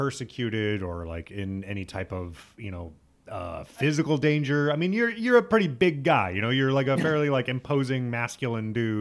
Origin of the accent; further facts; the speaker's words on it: Midwest, United States; now in New York, United States; I'm from the Midwest